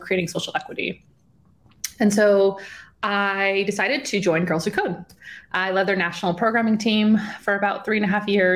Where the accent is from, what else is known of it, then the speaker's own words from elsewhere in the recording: on the border of Illinois and Wisconsin, small town in the Midwest, United States; I'm from a small town in the Midwest, on the border of Illinois and Wisconsin